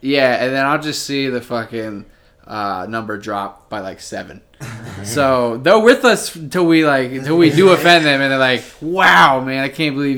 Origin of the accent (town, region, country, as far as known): Findlay, Ohio, United States